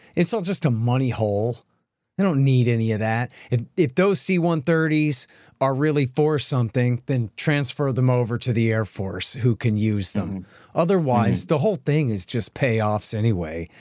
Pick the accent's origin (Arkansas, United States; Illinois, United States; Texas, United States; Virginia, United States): Texas, United States; I'm a Texan